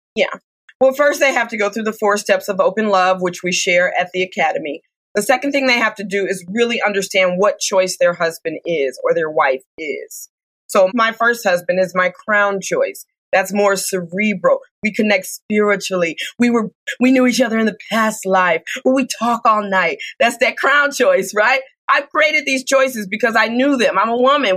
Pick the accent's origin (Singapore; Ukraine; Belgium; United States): United States; Detroit, Michigan; I'm from Detroit, Michigan